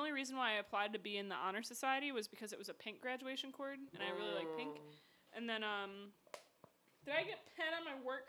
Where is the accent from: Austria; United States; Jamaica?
United States; Midwest; also born or lived in Joliet; I'm from the Midwest, and I'm white as rain.